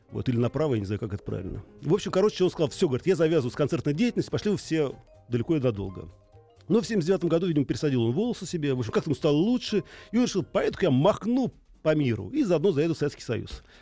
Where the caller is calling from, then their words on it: Orenburg, Orenburg Oblast, Russia; я вам звоню из Оренбурга.